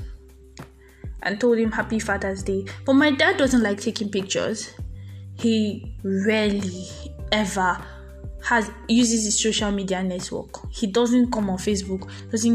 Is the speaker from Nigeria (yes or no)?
yes; Nigeria; I'm a Nigerian